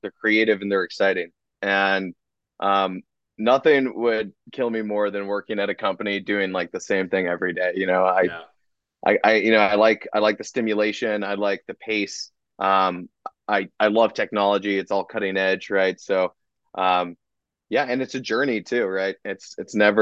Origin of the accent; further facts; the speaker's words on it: Los Angeles, California, United States; moved away as an adult; also born or lived in New York; I grew up in Los Angeles, in the Calabasas area